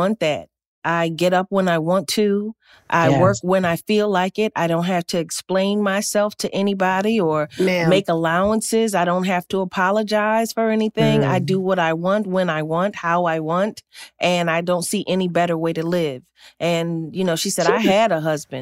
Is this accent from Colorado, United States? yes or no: no; Philadelphia, Pennsylvania, United States; I'm from the East Coast. I'm from Philly